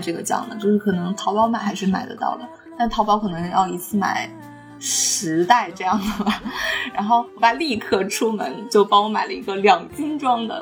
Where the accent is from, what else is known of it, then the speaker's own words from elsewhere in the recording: Jinzhou, Liaoning, China; 但是为什么我的家乡， 对，为什么 至少在就至少在辽宁或者是东北，不知道为什么锦州